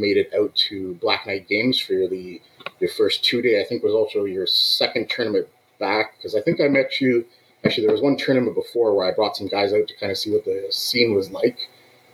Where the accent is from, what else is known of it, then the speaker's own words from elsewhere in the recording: Belleville, Ontario, Canada; moved away as an adult; now in Cambridge, Canada; I'm out from Belleville, which is about 3 hours east of Cambridge, where I am right now